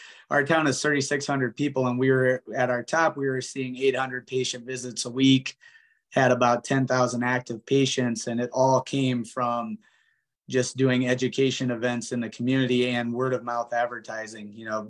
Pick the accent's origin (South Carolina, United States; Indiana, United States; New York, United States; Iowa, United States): Iowa, United States; Osage; I'm originally from this community. I grew up here and so did my wife. And so just family is the main thing that brought us back.